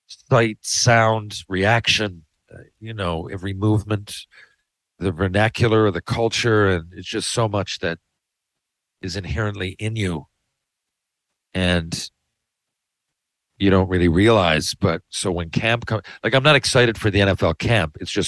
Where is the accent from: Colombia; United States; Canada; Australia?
Canada; Mount Pearl, Newfoundland and Labrador; growing up in Mount Pearl and still living here